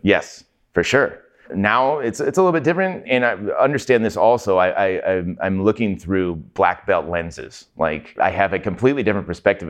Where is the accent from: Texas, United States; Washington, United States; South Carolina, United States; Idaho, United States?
Washington, United States; Everett; I grew up in Everett